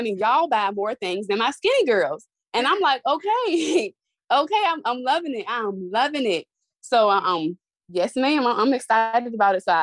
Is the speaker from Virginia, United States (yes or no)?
yes; Suffolk, Virginia, United States; I am from Suffolk, all the way in Suffolk. That's a small, well, I say it's a small town because I've been here so long